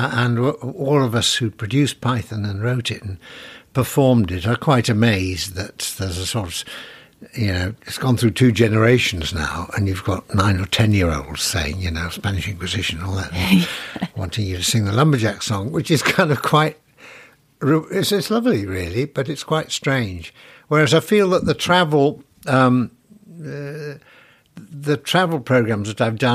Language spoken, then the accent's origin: English; Sheffield, Yorkshire and the Humber, United Kingdom; born and brought up in the west side of Sheffield.